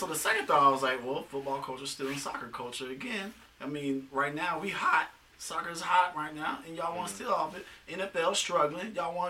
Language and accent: English; Atlanta, Georgia, United States; growing up in Atlanta, hood and stuff like